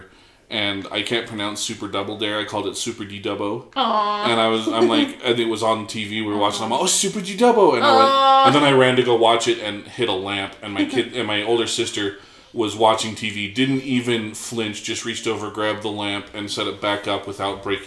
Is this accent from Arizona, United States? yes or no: yes; Arizona, United States; growing up in Arizona